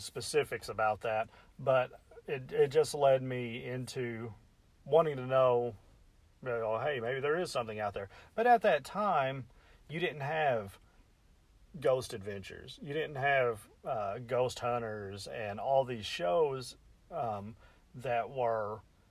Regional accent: Metropolis, Illinois, United States; I'm from Metropolis, Illinois, the southern tip of Illinois.

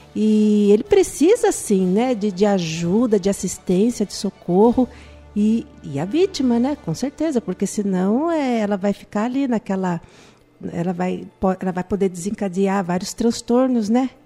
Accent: Itapetininga, São Paulo, Brazil; Nós somos de Tapetininga

